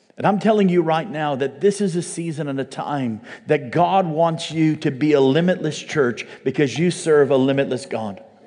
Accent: United States; as an American

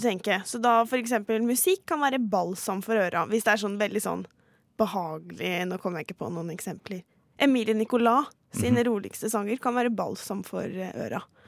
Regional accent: Halden, Østfold, Norway; moved away as an adult; now in Oslo, Norway; Jeg var tolv år da 22.07 skjedde, og satt hjemme i Halden

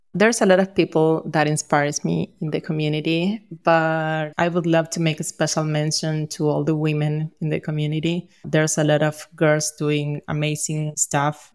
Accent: Argentina; We are from Argentina

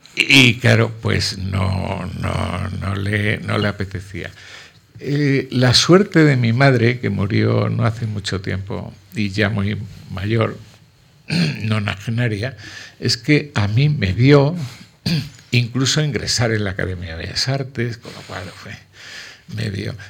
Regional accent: La Vera, Cáceres, Extremadura, Spain; a cuatro kilómetros de mi pueblo

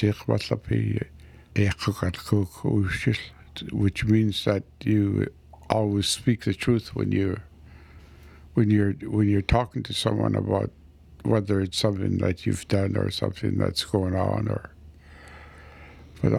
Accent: west coast of Vancouver Island, British Columbia, Canada; moved away; on the west coast of Vancouver Island. Spent most of my life away after res for work, and I left home, I think I left up in 1966 and lived away since

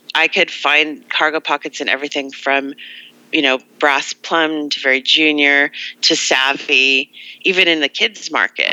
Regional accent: Los Angeles, California, United States; I'm from Los Angeles

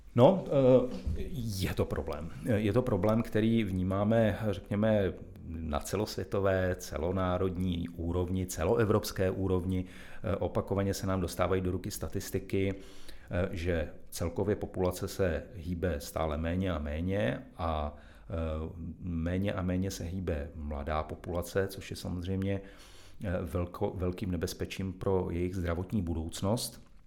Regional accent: Karlovy Vary, Karlovy Vary Region, Czechia; moved away as an adult; now in Plzeň, Czech Republic; já jsem se narodil v Karlových Varech, jsem tam strávil celé dětství

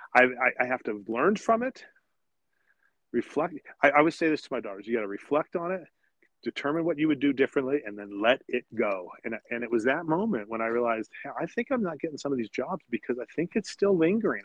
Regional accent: South Lake Tahoe, Nevada side, United States; I grew up up here in South Lake Tahoe, of course, on the Nevada side

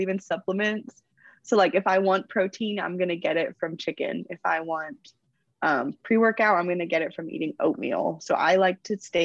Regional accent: Texas, United States; we're from Texas

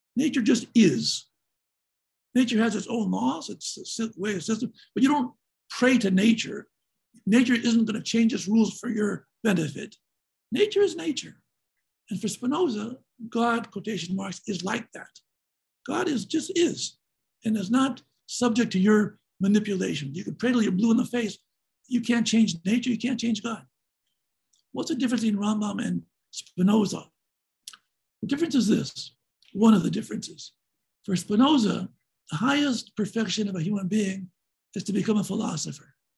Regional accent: Seattle, Washington, United States; I grew up in Seattle, Washington, and I attended Franklin High School.

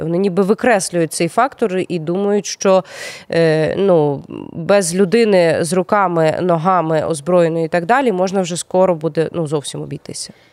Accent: Crimea, Ukraine; moved away; мої земляки з моєї малої батьківщини з окупованого поки що Криму

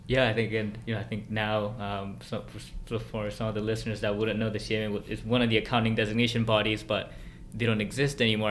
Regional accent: Vancouver, British Columbia, Canada; we both, I think, grew up in Vancouver prior to university

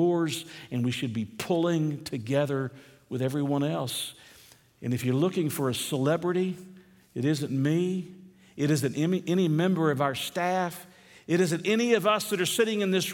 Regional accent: United States; We're American Christians

